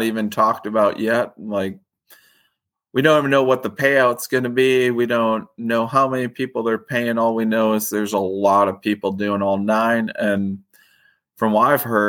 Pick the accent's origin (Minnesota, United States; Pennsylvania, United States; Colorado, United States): Minnesota, United States; Lake Minnetonka; I grew up on Lake Minnetonka